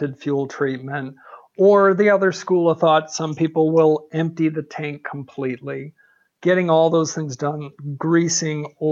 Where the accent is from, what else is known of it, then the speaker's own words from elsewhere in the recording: Michigan, United States; now in Arizona, United States; Born and raised in Michigan